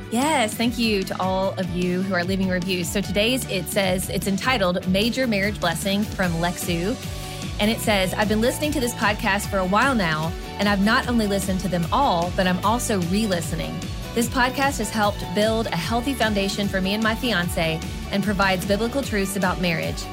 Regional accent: Kentucky, United States; moved away as an adult; also born or lived in Georgia; when we first moved away from kind of our hometown in Kentucky.

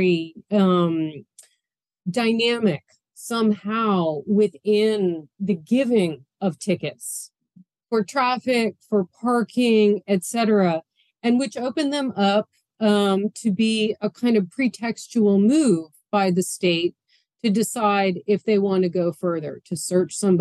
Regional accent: Boston, Massachusetts, United States; now in New York City, United States; I'm from Boston

